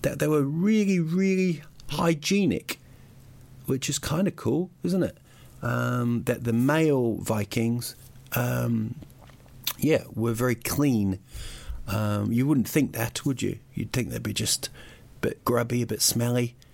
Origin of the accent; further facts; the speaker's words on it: New Zealand; also born or lived in United Kingdom; I was actually born in Britain, but I grew up in New Zealand